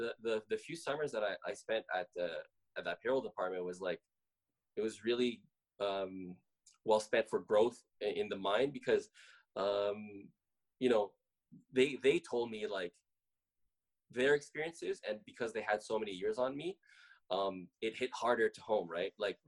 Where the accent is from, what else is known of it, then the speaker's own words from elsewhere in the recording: Philippines; So, favorite part about being Filipino is like it's the food, bro.